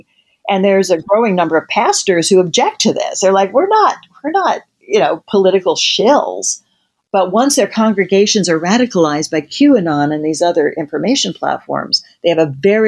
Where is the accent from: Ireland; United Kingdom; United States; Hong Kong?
United States; Midwest; You know, you and I grew up in the Midwest